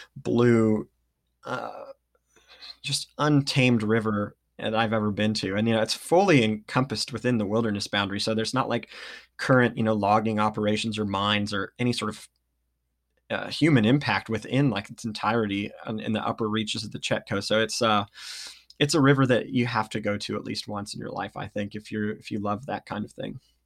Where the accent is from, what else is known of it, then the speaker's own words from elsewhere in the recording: Redding, California, United States; moved away as an adult; now in Ashland, United States; I grew up in Redding, California